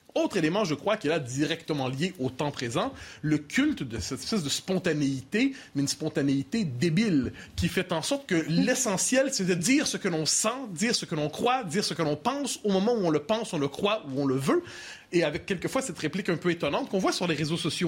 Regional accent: Quebec, Canada; born or raised there

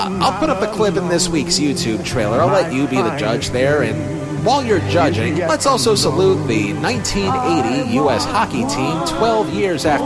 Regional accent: New York, United States; I'm from New York State

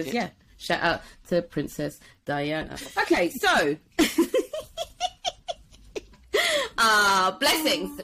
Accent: Wembley, London, United Kingdom; moved away as an adult; also born or lived in Watford / Manchester; I grew up in Wembley and like Watford and that kind of area

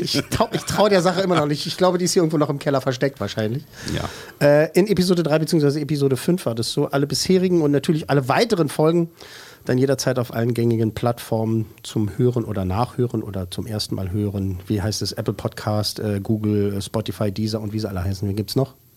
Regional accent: Berlin, Germany; ich bin im Lieb Süden, im Süden bzw. Westen und so geboren und mhm. aufgewachsen

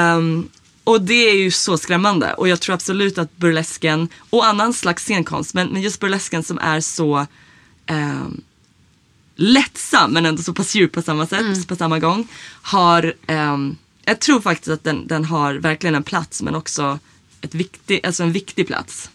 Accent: Sweden; jag är uppvuxen i Sverige

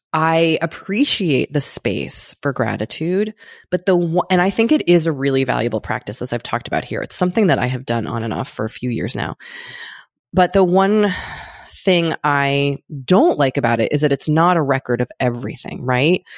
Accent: United States; an American

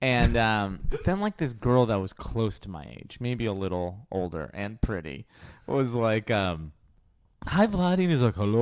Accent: Inglewood, California, United States; growing up in Inglewood and going to school in Westchester

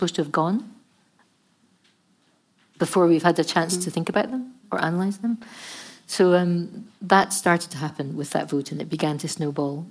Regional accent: Scotland, United Kingdom; we're Scottish

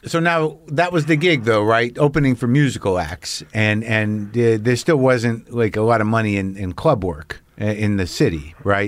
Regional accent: Albuquerque, New Mexico, United States; also born or lived in New Jersey; I grew up in Albuquerque from Jersey

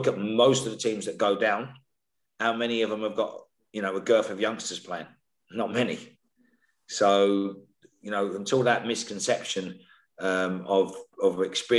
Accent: London, United Kingdom; I come from Islington, right, in the central London. So I grew up with a variety of different cultures

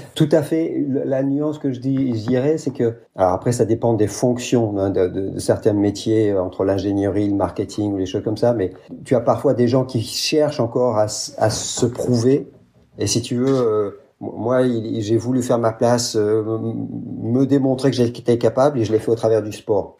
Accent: France; moved away as an adult; also born or lived in United States / Japan / Brazil; now in Belgium; je suis français, grandi en France

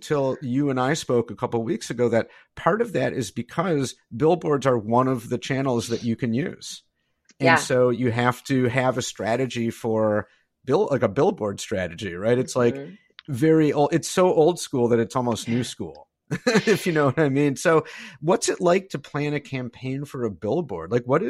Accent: Detroit, Michigan, United States; now in Indiana, United States; I know that I live in Indiana, but I'm originally from the Detroit area.

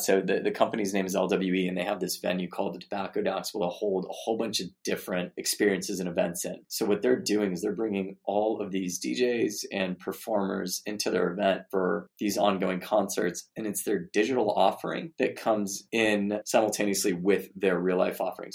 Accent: Arizona, United States; the kind of educational environment I grew up in in Arizona

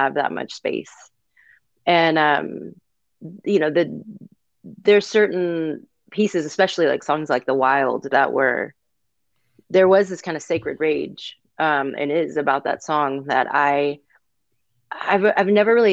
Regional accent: Texas, United States; also born or lived in Mississippi; Originally from Mississippi, but I grew up in Texas

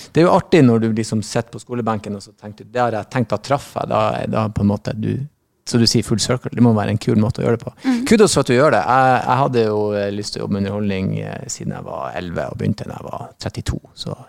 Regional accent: Northern Norway, Norway; moved away; jeg vokste opp i Nord-Norge

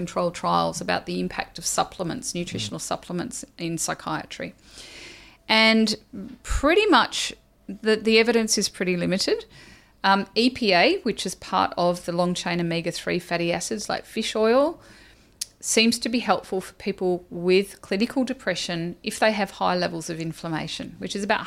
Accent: Australia; I'm Australian

